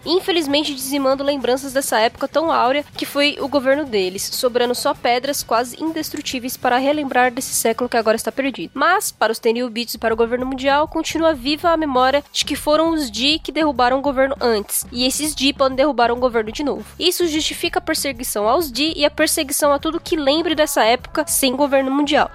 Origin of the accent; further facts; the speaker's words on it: Osasco, São Paulo, Brazil; eu venho de Osasco